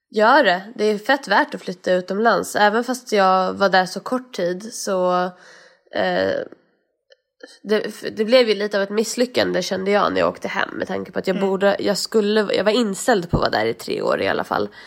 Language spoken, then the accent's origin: Swedish; Sweden; moved away as an adult; vi är svenskar